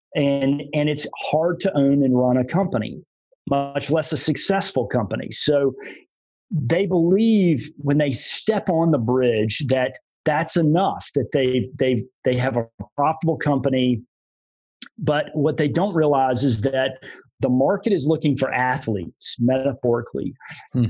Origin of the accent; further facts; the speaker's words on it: Greenville, South Carolina, United States; I moved back to my hometown of Greenville, South Carolina